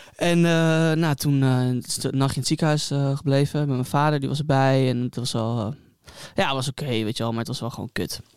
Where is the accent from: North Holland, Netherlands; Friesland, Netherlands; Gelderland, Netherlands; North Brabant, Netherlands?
North Holland, Netherlands; Hilversum; moved away as an adult; now in Amsterdam, Netherlands; geboren en getogen in Hilversum